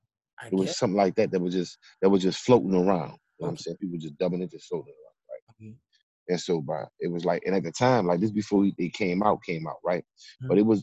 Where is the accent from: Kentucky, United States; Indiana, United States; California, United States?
California, United States; born there; And so, look, I was born in California, right?